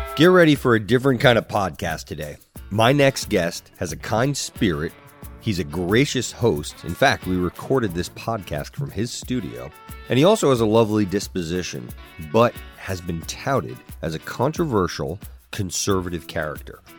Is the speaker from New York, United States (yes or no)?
yes; New York, United States; moved away as an adult; now in Hoboken, United States; I'm from New York, but I live in Hoboken, New Jersey